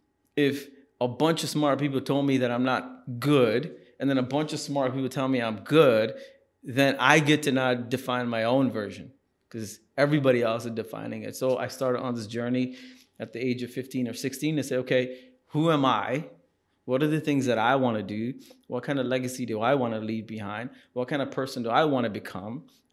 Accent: Singapore; But, you know, when you're growing up in Singapore, this is the 80s, it's also one of the most racist places to be in.

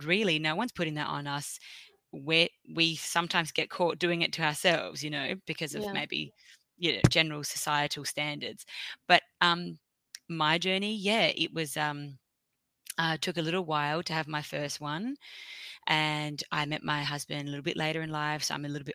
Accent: Australia; I'm from Australia

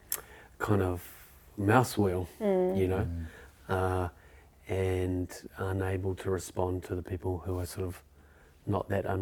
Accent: Wellington, New Zealand; I grew up in Nio.

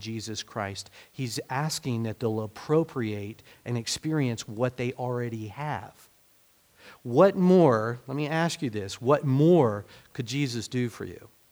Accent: United States; being American

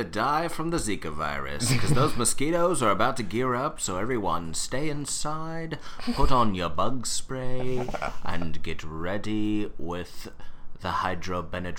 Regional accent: United States; I'm born and raised in Houston Springs

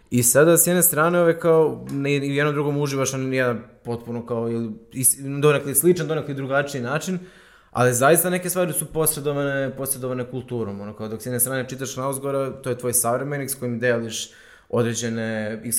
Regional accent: Užice, Zlatibor District, Serbia; ja sam iz Užica

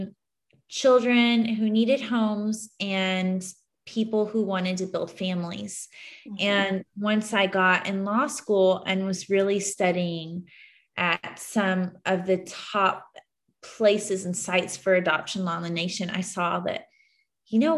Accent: Houston, Texas, United States; also born or lived in Dallas, Texas; now in San Antonio, United States; I grew up in Houston

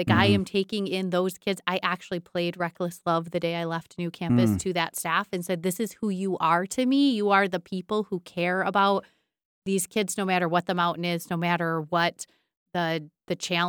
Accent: Buckley, Michigan, United States; But the changeover wasn't obvious to me that coming back to Buckley just because I'm from Buckley meant that I was the right person.

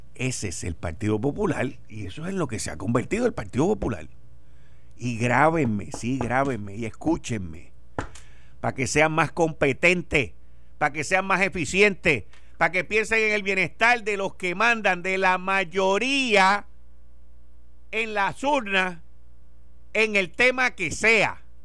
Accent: Puerto Rico

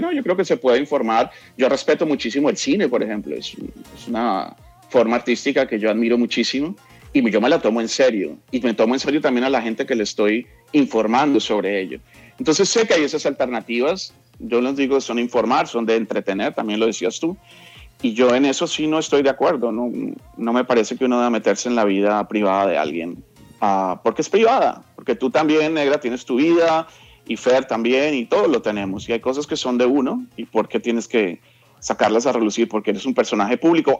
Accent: Bogotá, Colombia; moved away as an adult; now in Los Angeles, United States; yo nací en, Bogotá, en la clínica Palermo, allá estudié en el colegio, la universidad, etc.

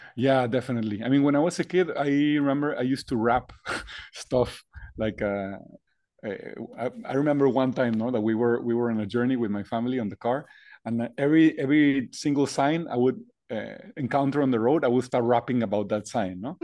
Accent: Monterrey, Nuevo León, Mexico; I was born and raised in the north of Mexico, Monterrey

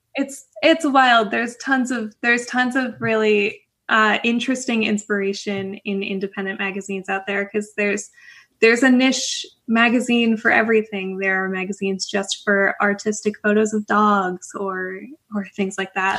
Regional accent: Canada; moved away as an adult; also born or lived in Florida; I'm originally from Canada

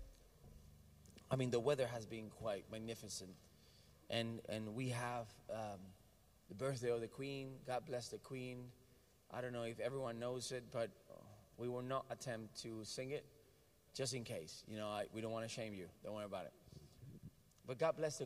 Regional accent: Puerto Rico; I'm Puerto Rican, American

